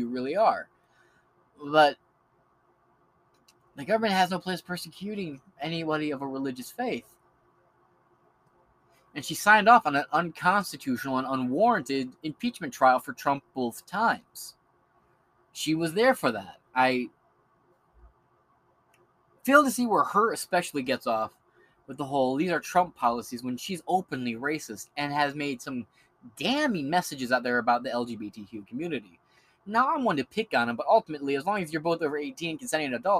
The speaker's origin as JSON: {"language": "English", "region": "Michigan", "country": "United States", "said": "I'm from Michigan."}